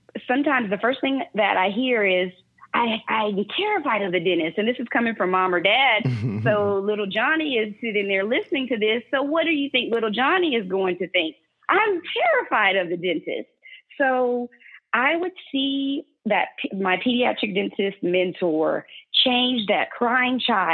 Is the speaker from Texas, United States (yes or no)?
no; North Louisiana, United States; now in Dallas, United States; I'm from Louisiana